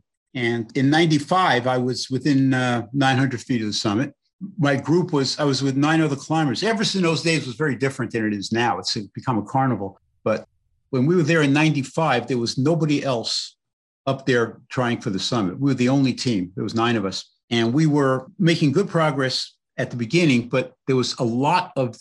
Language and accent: English; New York City, New York, United States; I grew up in the Bronx in New York in a housing project